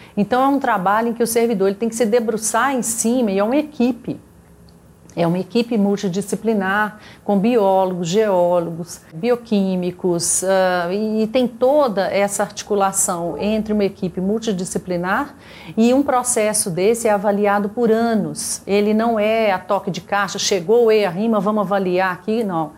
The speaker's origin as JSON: {"language": "Portuguese", "region": "Minas Gerais", "country": "Brazil", "said": "da nossa existência enquanto mineiros"}